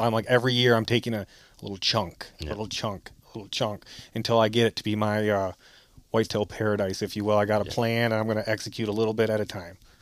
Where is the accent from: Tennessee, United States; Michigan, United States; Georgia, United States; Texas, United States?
Michigan, United States; Grass Lake; from Grass Lake, Michigan, uh, born and raised in Lower Lower Peninsula